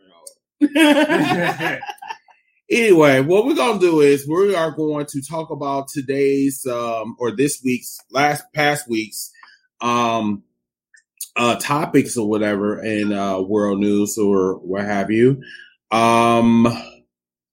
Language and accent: English; Milwaukee, Wisconsin, United States; here at home in Milwaukee, Wisconsin